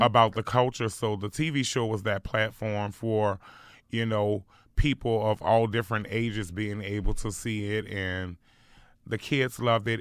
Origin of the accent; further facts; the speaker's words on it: New Orleans, Louisiana, United States; growing up in New Orleans was really rough